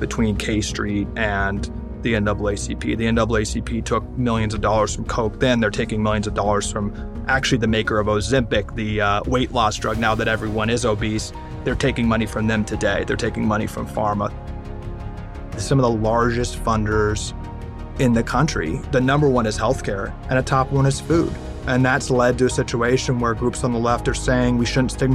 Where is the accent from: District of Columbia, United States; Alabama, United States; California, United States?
District of Columbia, United States; Washington; I was born and raised right in Washington, D.C. I grew up down the street from the White House